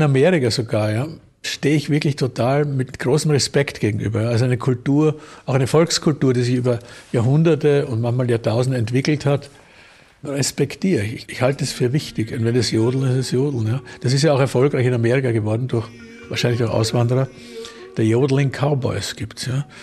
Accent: Vienna, Austria; ich bin ja in Wien geboren, habe immer in Wien gelebt, in einem Arbeiterbezirk, im 10. Bezirk.

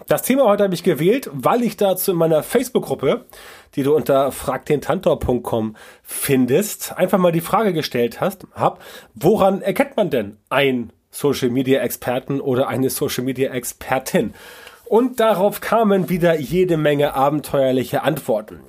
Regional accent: Northern Germany, Germany; bei uns im Norden

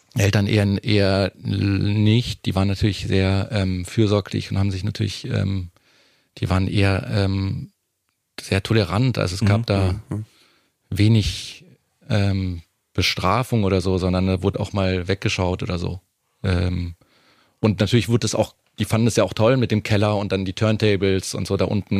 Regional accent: Munich, Bavaria, Germany; now in Berlin, Germany; als Münchner

